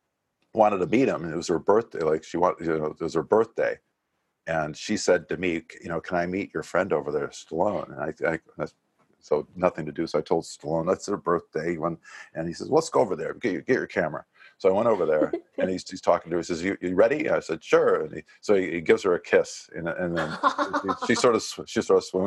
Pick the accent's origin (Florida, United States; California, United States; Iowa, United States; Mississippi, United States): Iowa, United States; Dubuque; my hometown in Dubuque, Iowa